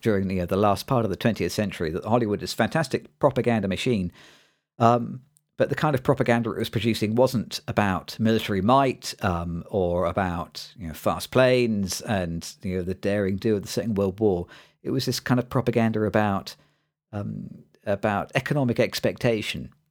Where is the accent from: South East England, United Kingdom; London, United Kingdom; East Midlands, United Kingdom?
East Midlands, United Kingdom; bit of a nerdy kid growing up in the East Midlands in the U K